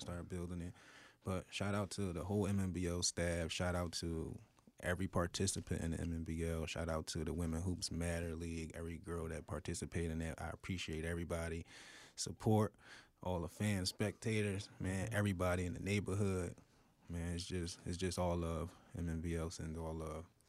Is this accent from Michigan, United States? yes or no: no; Philadelphia, Pennsylvania, United States; I grew up in North Philly, uh, twenty-fifth and Allegheny.